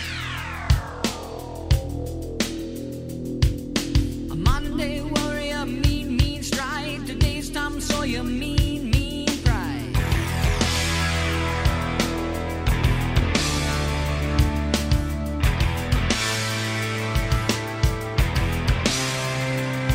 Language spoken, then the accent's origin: English; Whittier, California, United States; I'm from Whittier